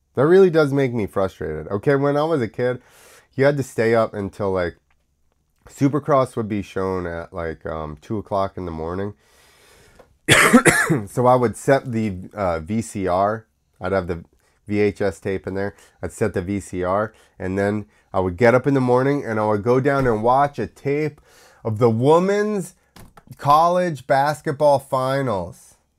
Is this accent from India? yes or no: no; United States; accent: American; my American accent